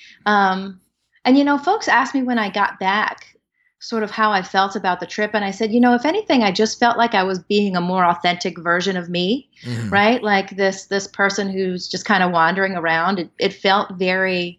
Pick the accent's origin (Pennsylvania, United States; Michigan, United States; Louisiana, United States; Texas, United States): Louisiana, United States; South; moved away as an adult; now in Austin, United States; growing up in South Louisiana, I thought everybody was Roman Catholic